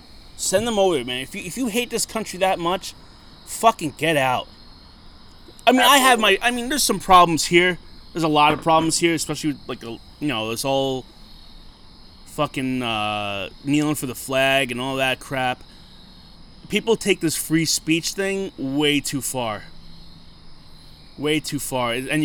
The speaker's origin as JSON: {"language": "English", "country": "United States", "said": "But at the end of the day, we're all American."}